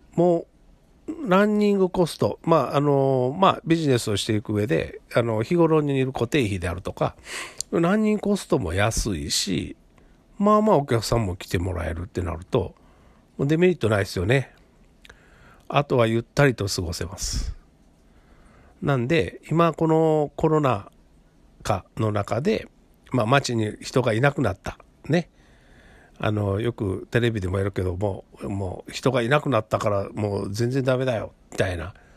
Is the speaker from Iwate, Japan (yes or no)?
no; Kobe, Hyogo, Japan; moved away as an adult; now in Tamba, Japan; 僕自身は神戸生まれ、神戸育ちなんですね